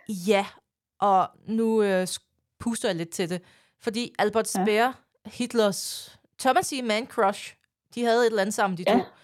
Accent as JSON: {"language": "Danish", "country": "Denmark", "said": "det siger jeg som jyde"}